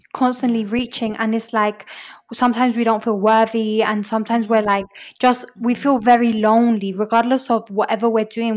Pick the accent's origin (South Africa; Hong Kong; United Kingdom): United Kingdom; London; moved away as an adult; now in Medellín, Colombia; I grew up in London and I came to spend one year in Medellin in Medellin, Colombia.